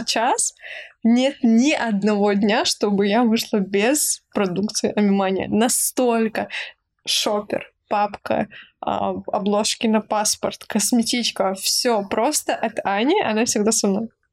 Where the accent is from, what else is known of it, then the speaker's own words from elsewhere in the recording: Nalchik, Kabardino-Balkaria, Russia; из моего родного города Нальчик